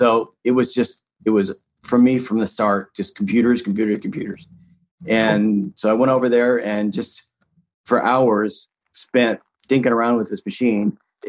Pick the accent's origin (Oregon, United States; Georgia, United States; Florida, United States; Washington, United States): Washington, United States; Seattle; And I grew up in the Seattle area, so I wasn't too far from Microsoft.